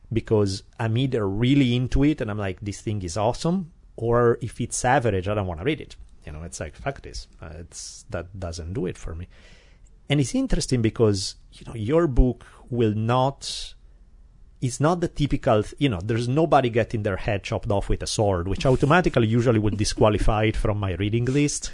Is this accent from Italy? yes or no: yes; Milan, Lombardy, Italy; now in Glendale, United States; I grew up in Milan not a million years ago